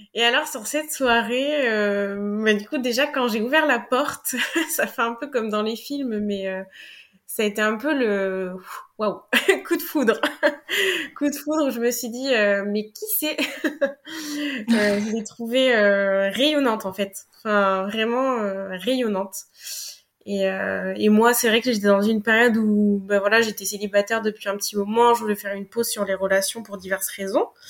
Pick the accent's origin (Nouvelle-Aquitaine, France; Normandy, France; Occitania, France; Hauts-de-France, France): Nouvelle-Aquitaine, France; Limoges; chez moi à Limoges, parce que je suis originaire